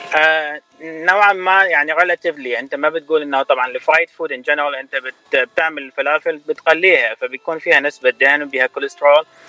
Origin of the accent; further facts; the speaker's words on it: Baghdad, Baghdad Governorate, Iraq; moved away as an adult; also born or lived in Michigan, United States; now in United States; أنا من العراق بغداد طبعا ولدت وتربيت هناك